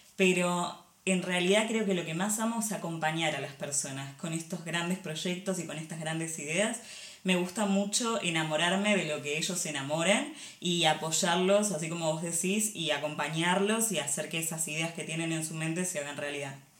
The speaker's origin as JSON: {"language": "Spanish", "country": "Argentina", "tie": "born or raised there", "moved": "as an adult", "lives_now": "Barcelona, Spain", "said": "Yo nací en Argentina, sí, ahí estudié diseño industrial y pasé unos años trabajando como diseñadora en Argentina"}